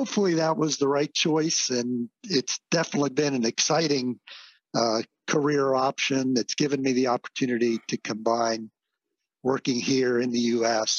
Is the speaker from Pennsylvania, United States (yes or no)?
yes; Pennsylvania, United States; now in Florida, United States; I come from Pennsylvania, alfalfa, corn silage. That was what it was all about for us and on our dairy farm.